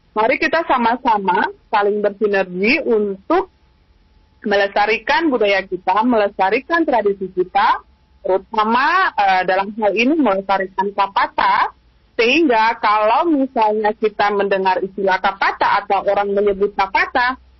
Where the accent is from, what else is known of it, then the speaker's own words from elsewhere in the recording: Maluku, Indonesia; kita juga orang Maluku